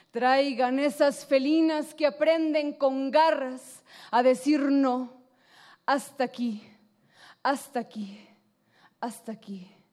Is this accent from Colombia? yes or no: no; Tijuana, Baja California, Mexico; Yo que soy de Tijuana